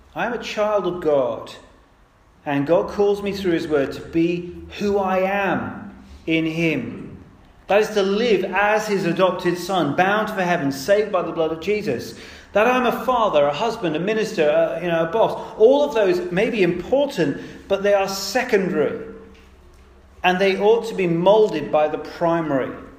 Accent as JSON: {"language": "English", "country": "United Kingdom", "said": "I'm British"}